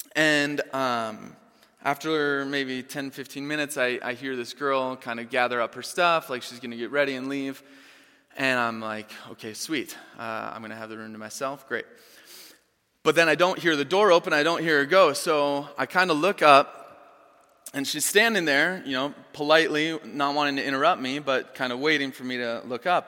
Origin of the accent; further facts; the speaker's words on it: Chanhassen, Minnesota, United States; moved away; I grew up here in Chanhassen